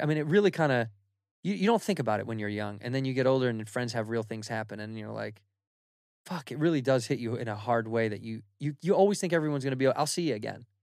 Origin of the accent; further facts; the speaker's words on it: United States; as an American